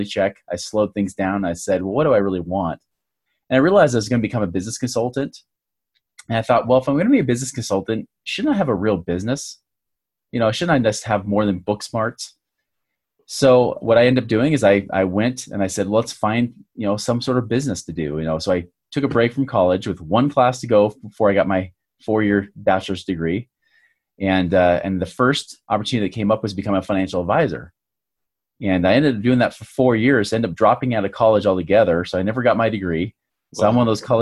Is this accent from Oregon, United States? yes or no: yes; Oregon, United States; now in Utah, United States; I grew up in Oregon in the USA here